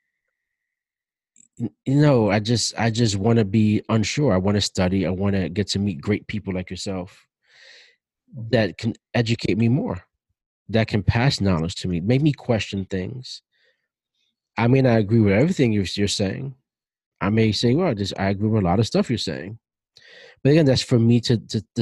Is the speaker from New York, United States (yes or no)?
yes; New York City, New York, United States; growing up the way I grew up in Brooklyn, in the projects, in the ghetto